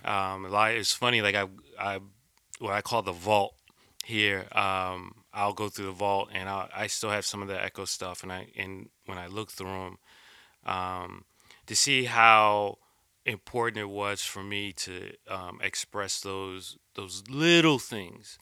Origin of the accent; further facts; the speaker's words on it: East Coast, United States; also born or lived in Philadelphia, Pennsylvania / Jersey City, New Jersey / New York; I grew up on the East Coast, uh, born in Philly, um, lived in Jersey City, uh, which became my heart.